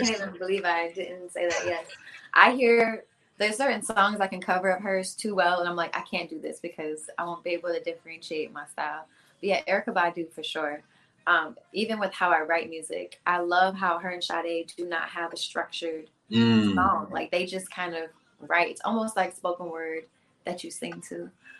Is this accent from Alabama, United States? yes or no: no; Hilton Head, South Carolina, United States; moved away as an adult; now in Atlanta, United States; Hilton Head, South Carolina.